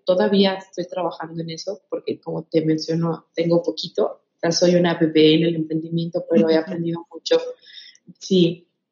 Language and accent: Spanish; Michoacán, Mexico; now in Jalisco, Mexico; yo soy de Michoacán